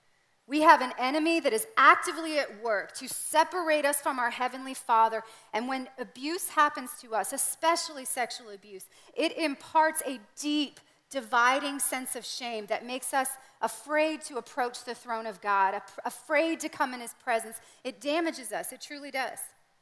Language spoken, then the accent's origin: English; Canada; That was my reality growing up in Canada.